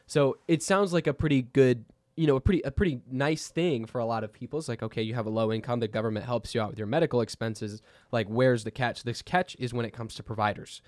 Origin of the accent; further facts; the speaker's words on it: Texas, United States; we're from Texas